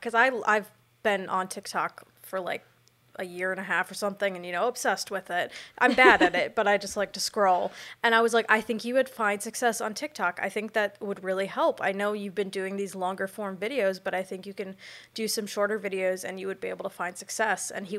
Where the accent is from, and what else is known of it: Illinois, United States; moved away